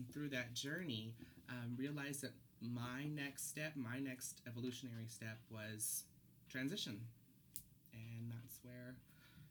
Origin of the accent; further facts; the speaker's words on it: Oakland, California, United States; moved away as an adult; now in Portland, United States; So I'm from Oakland, California, originally